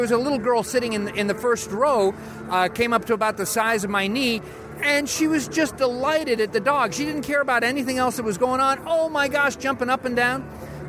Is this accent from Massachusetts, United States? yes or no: no; California, United States; I grew up seeing this in California